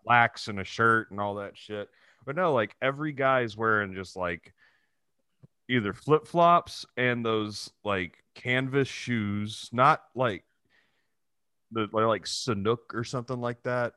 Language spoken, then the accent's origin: English; Texas City, Texas, United States; moved away; also born or lived in Dallas; my hometown. I was just in Texas City